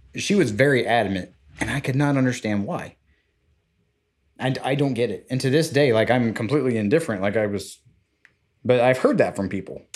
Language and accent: English; Florida, United States; we're both from Florida